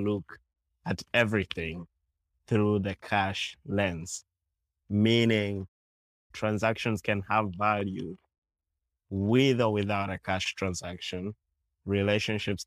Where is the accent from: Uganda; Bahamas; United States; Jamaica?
Uganda; I grew up in Uganda